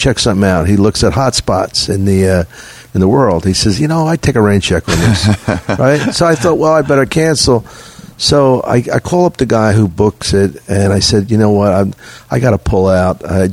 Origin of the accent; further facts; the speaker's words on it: Philadelphia, Pennsylvania, United States; moved away; I'm from Philly